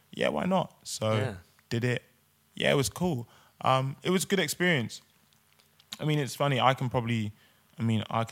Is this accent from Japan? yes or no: no; Swindon, South West England, United Kingdom; now in London, United Kingdom; when you're growing up in Swindon